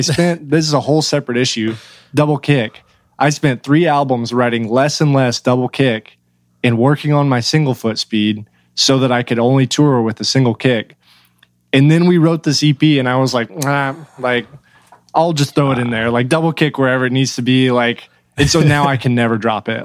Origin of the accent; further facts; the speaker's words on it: Oklahoma, United States; moved away as an adult; now in Nashville, United States; I've lived in Oklahoma, uh, basically my whole life, like right across Texas border